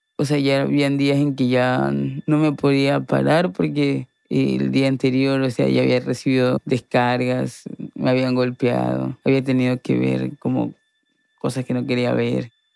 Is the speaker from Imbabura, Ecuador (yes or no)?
no; Guayaquil, Guayas, Ecuador; nací acá en Guayaquil